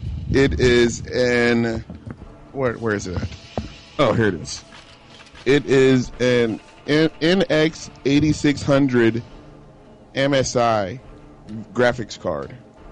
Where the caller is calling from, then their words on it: Virginia Beach, Virginia, United States; And I'm calling from Virginia Beach.